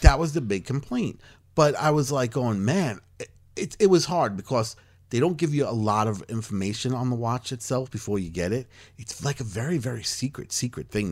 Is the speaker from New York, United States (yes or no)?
yes; Long Island, New York, United States; Laser tag on Long Island was big when I was a senior in high school